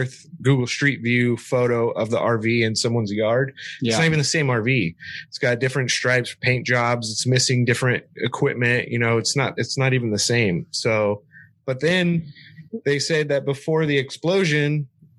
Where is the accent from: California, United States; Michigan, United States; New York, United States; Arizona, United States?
California, United States; Southern; also born or lived in Oakland, California; I grew up down here in Southern California.